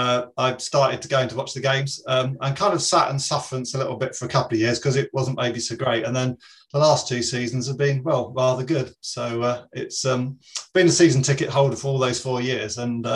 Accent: London, United Kingdom; moved away as an adult; also born or lived in Bournemouth; now in Morecambe, United Kingdom; I'm actually originally from East London. I moved to Morecambe 4 years ago.

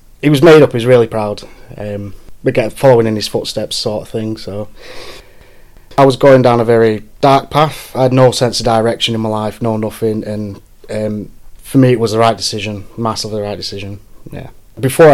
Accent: Morecambe, North West England, United Kingdom; I'm from Morecambe

